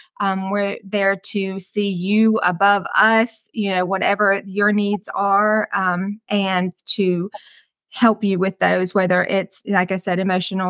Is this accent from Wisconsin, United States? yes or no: yes; Wisconsin, United States; now in Hartwell, United States; I am originally from Wisconsin. So, but I've, you know, lived in Hartwell for most of my life.